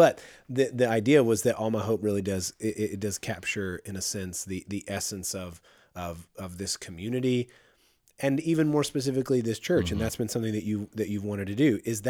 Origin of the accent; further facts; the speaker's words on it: Midland, United States; And I remember the church I grew up in Midland